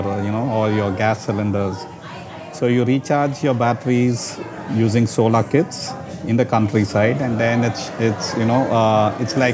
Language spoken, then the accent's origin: English; Chennai, Tamil Nadu, India; moved away as an adult; now in Singapore; I'm from Chennai, from South India. And I moved to Singapore to set up my company